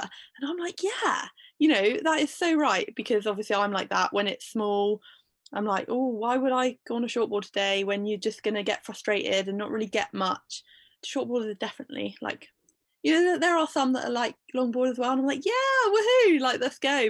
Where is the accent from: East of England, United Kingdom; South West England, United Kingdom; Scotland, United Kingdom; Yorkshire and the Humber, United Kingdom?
South West England, United Kingdom; Bude; I live in Bude and I've always lived in Bude, grew up here